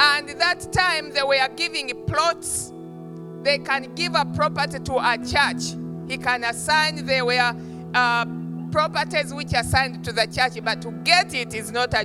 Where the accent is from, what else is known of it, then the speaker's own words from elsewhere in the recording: Uganda; I was born and raised up in Uganda